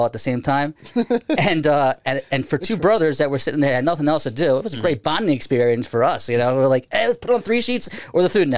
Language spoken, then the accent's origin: English; Baltimore, Maryland, United States; accent: Baltimore; I'm from Baltimore